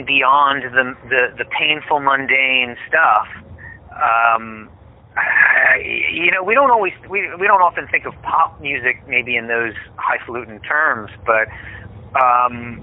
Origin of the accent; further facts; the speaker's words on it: Pennsylvania, United States; when we grew up, we grew up in Pennsylvania